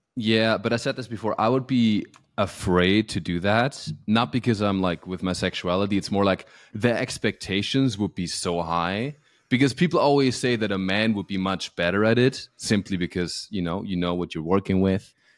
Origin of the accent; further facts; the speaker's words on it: Alpirsbach im Hochschwarzwald, Baden-Württemberg, Germany; now in Los Angeles, United States; when I was growing up in my hometown in Alpisbach im Hochschwarzwald, Germany